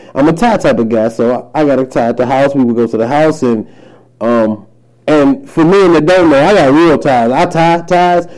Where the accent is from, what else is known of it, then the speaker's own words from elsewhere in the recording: Highland Park, Michigan, United States; also born or lived in Detroit; I'm from Detroit, man. Um, raised in Highland Park, but hell, that is Detroit for real